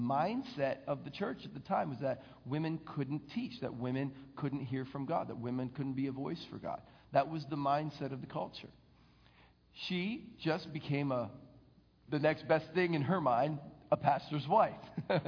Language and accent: English; the North, United States; Look, I'm from the North, you're from the South.